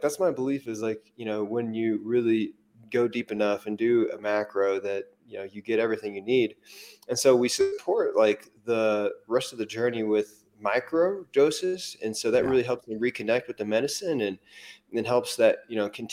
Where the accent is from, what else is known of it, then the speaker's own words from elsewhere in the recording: Missouri, United States; moved away; where I'm from Missouri